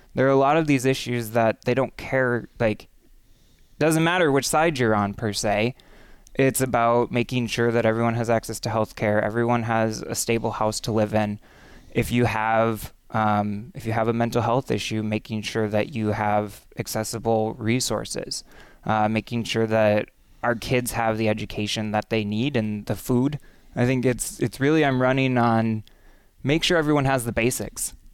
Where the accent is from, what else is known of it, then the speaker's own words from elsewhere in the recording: Menomonie, Wisconsin, United States; also born or lived in Madison, Wisconsin; I was born in Menominee. Um, and really grew up in Menominee, too